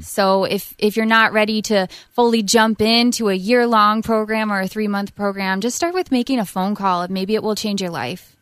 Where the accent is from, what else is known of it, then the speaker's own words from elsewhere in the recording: South Dakota, United States; moved away as an adult; also born or lived in Illinois; now in Minnesota, United States; I'm from South Dakota